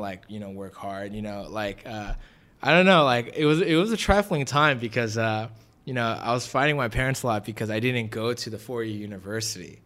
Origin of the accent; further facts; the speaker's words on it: Los Angeles, California, United States; from the valley, uh, was definitely raised there at Granada Hills High School